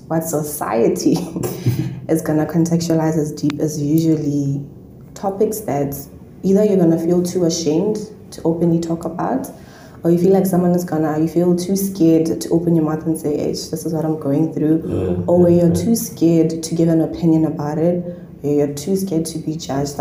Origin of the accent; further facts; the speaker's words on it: Botswana; moved away as an adult; I'm from Botswana